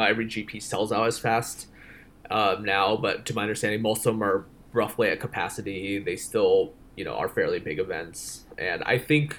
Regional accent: Portland, United States; Portland, which is my hometown

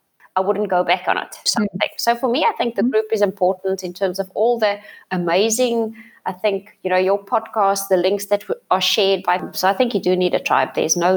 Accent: South Africa; first language Afrikaans; English is a second language; And I've written it in Afrikaans because that's obviously my mother tongue.

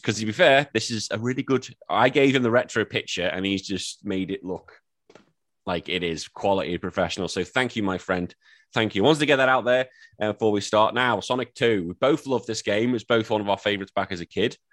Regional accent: Australia; I'm an Aussie

